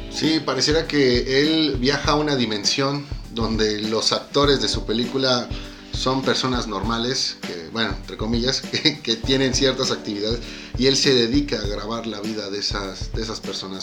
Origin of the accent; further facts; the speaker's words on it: Mexico; como mexicano